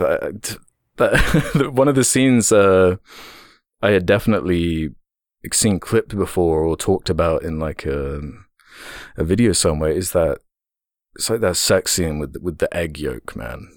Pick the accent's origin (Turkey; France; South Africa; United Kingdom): United Kingdom; as a British person